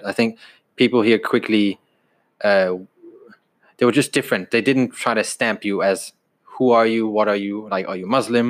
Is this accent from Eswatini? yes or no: no; Aarhus, Central Denmark Region, Denmark; moved away as an adult; now in United Kingdom; And I'm born and raised in Denmark, grew up there, and I moved here when I was 19.